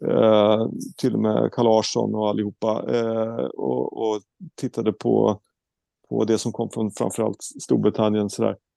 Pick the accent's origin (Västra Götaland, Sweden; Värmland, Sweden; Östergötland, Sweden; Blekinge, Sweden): Östergötland, Sweden; Norrköping; born there; Eh, jag är född i Norrköping, men eh, jag kan ingenting i Norrköping